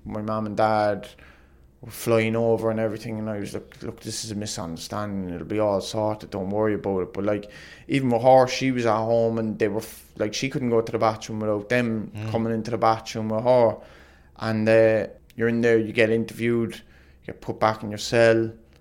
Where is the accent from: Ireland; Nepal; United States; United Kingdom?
Ireland; being Irish